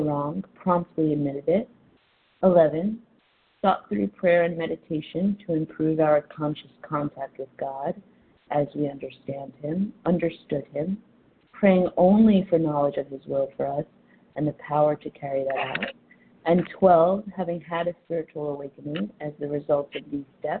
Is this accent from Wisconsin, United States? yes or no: no; New York City, New York, United States; also born or lived in Delray Beach, Florida; I'm from New York City, calling in from Delray Beach, Florida